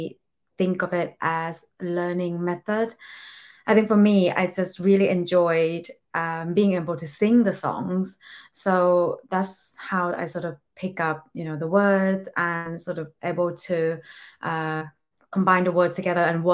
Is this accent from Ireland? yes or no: no; Thailand; English is a second language; now in England; I was born and raised in Thailand.